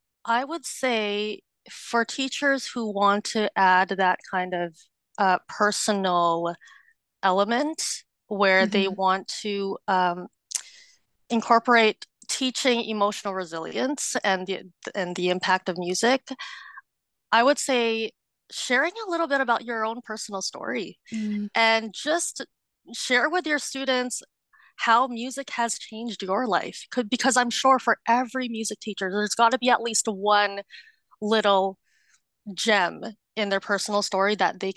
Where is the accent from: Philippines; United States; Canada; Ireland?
Philippines; And we are Filipino, and so we have these huge celebrations when we turn 18. It's called a debut.